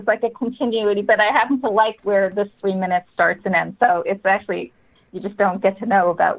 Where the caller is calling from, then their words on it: Bear Island, New Hampshire, United States; I am on Bear Island on Lake Winnipesaukee. So I'm on an island in a house.